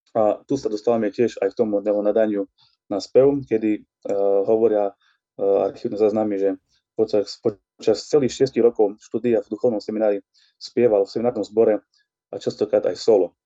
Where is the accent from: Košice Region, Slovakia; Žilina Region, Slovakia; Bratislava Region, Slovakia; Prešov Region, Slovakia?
Prešov Region, Slovakia; Ľutina; Cez moju rodnú obec, cez Ľutinu